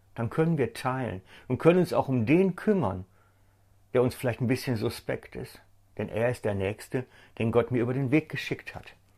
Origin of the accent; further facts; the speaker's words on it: Germany; bei uns in Deutschland